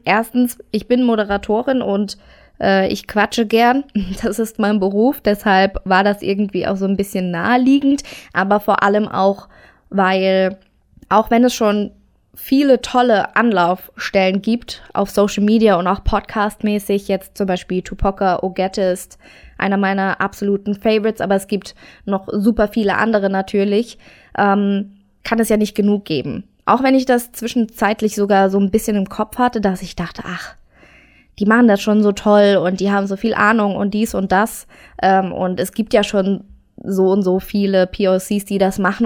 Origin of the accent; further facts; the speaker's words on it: near Saarbrücken, Saarland, Germany; Geboren bin ich im Saarland in der Nähe von Saarbrücken